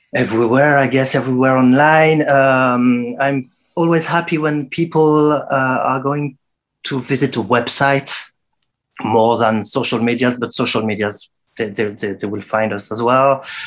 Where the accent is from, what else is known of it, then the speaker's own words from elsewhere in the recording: Saint-Étienne, Auvergne-Rhône-Alpes, France; my hometown, Saint Etienne